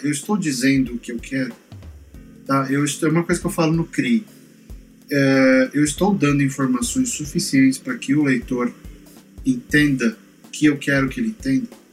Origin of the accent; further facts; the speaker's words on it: São Paulo, Brazil; eu sou da Zona Leste de São Paulo, eu cresci com enchente.